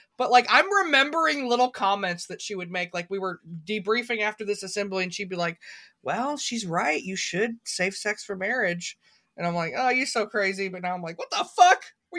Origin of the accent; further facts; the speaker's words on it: Missouri, United States; Well, I remember I knew about IHOP before I started the channel because we're from Central Missouri.